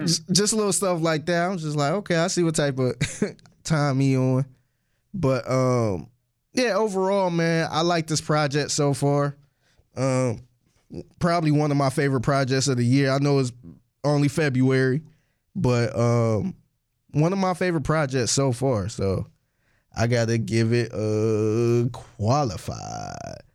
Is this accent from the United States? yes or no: yes; Cleveland, Ohio, United States; I'm from Cleveland, too